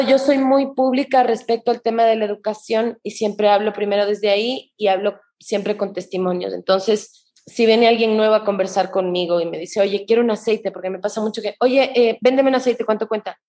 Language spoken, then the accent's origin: Spanish; Ecuador; todos los problemas que sufrimos de salud como ecuatorianos